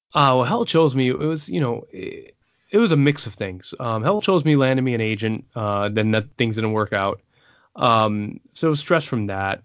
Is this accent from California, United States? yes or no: no; New York City, New York, United States; also born or lived in San Antonio, Texas; I was born out of the Air Force Base in San Antonio. I was raised in the Bronx. I'm New Yorican